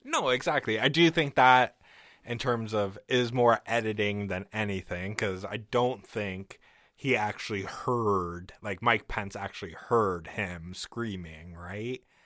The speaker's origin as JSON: {"language": "English", "country": "Canada", "said": "I'm Canadian"}